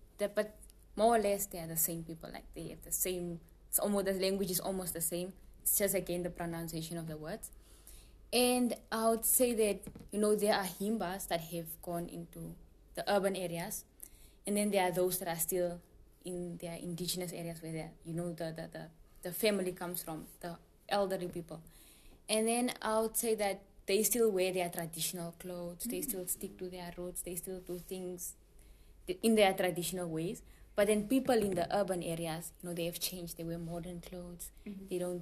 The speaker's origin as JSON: {"language": "English", "country": "Namibia", "said": "I'm also Shvambu like Enos, but then I'm from a different dialect"}